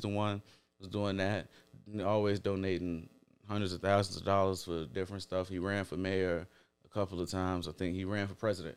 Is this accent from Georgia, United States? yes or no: no; Chicago, Illinois, United States